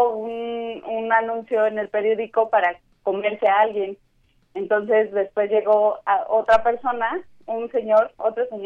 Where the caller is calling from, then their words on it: Mexico City, Mexico; de la Nápoles.